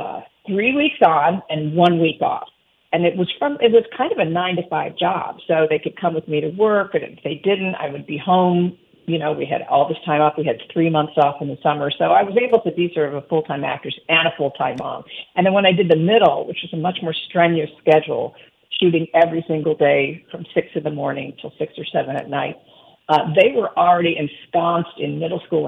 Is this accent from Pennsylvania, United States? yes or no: no; Cleveland, Ohio, United States; my mom died really suddenly when I was 12, and this is like in the 70s in Cleveland